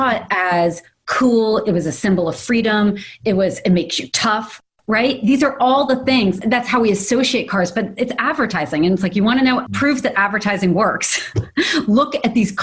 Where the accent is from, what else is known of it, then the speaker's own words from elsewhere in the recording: New York City, New York, United States; now in Los Angeles, United States; I grew up in Manhattan